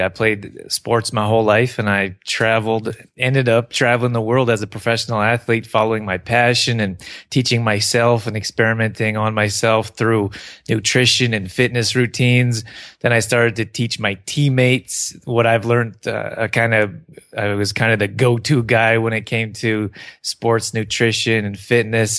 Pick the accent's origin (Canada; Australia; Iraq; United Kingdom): Canada; also born or lived in Northern California; I grew up here in Canada